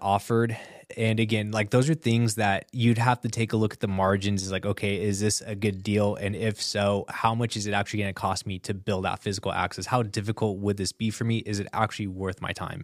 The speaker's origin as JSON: {"language": "English", "region": "Southern California", "country": "United States", "said": "I'm from Southern California"}